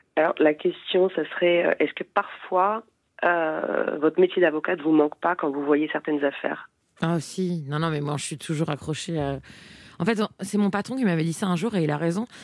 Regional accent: eastern France, Grand Est, France; je viens de l'Est de la eh France

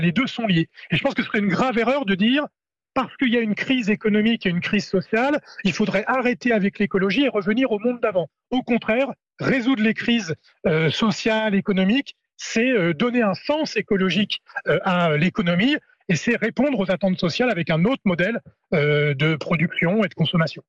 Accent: Normandy, France; chez moi, en Normandie

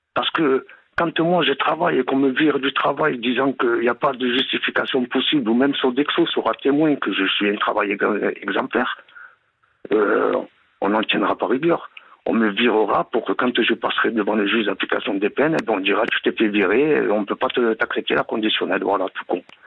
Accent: Gard, Occitania, France; now in Aquitaine, France; Je vous appelle euh, de la région d'Aquitaine. Je suis originaire du Gard

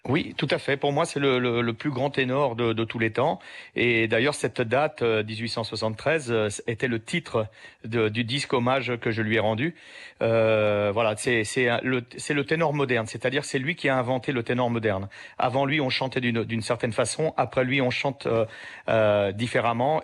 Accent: France; also born or lived in Sicily; je suis français

